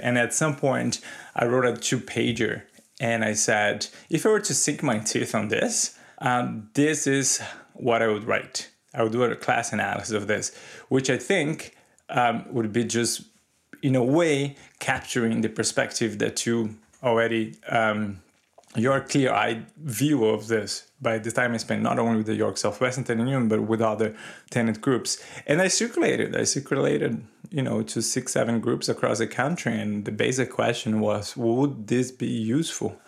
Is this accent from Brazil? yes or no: yes; Brazil; moved away; I grew up in Brazil in the nineteen eighties.